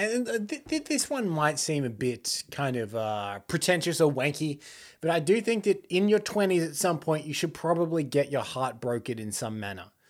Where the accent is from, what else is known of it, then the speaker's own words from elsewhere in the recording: Australia; we're Australian